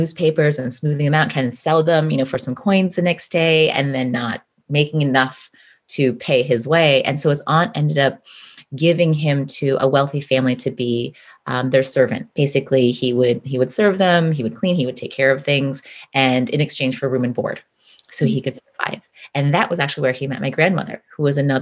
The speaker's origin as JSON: {"language": "English", "region": "Midwest", "country": "United States", "tie": "born or raised there", "said": "I grew up in the Midwest, born and raised in the Midwest, as the child of immigrants"}